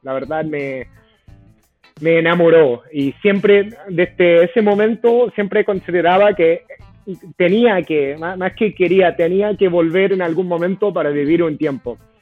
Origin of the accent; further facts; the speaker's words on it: United States; Spanish is a second language; moved away as an adult; also born or lived in Boston; now in Chile; Yo, a pesar de que sí soy eh, de Estados Unidos